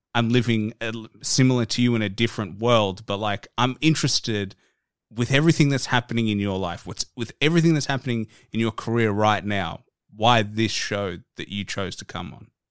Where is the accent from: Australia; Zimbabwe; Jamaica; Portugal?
Australia; I'm just an Aussie guy down in Australia, like, a world away